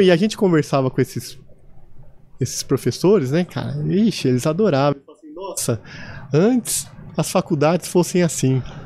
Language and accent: Portuguese; São José do Rio Preto, São Paulo, Brazil; accent: caipira; also born or lived in Osasco; eu nasci em São José do Rio Preto